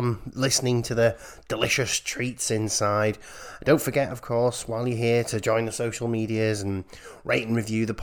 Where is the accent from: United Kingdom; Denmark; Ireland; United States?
United Kingdom; as a British person